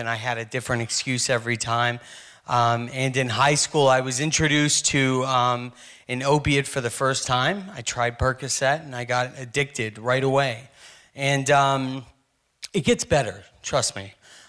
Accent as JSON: {"language": "English", "town": "Kailua", "region": "Hawaii", "country": "United States", "tie": "born or raised there", "also_born_or_lived": "Santa Monica, United States / Danville, United States / Raleigh, United States / Durham, United States", "said": "And I moved all over the country. I was born in Santa Monica. I was raised in Kailua, Hawaii. I moved to Danville, Virginia, Raleigh, Durham, North Carolina, ended up in Kansas City, Missouri."}